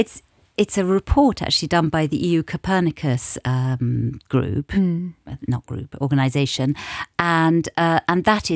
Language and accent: English; Munich, Bavaria, Germany; as a child, it was really fun because I grew up in Munich, which was a very big carnival city as well.